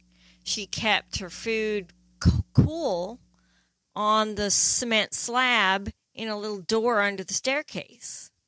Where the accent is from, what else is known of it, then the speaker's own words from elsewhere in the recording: East Midlands, United Kingdom; born there; I was born in England.